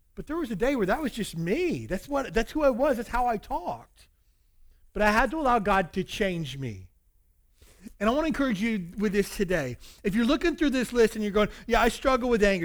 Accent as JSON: {"language": "English", "region": "the South", "country": "United States", "tie": "born or raised there", "said": "I grew up in the South"}